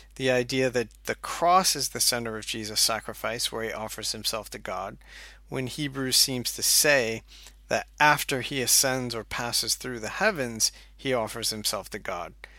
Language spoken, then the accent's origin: English; United States; moved away as an adult; also born or lived in Scotland / Durham, North Carolina; now in St Andrews, United Kingdom; you can tell from my accent, um, that I am originally from the U S